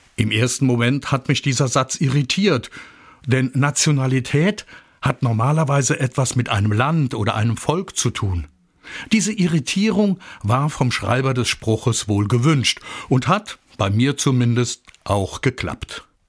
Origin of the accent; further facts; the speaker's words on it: Germany; Und als Deutscher bin ich stolz darauf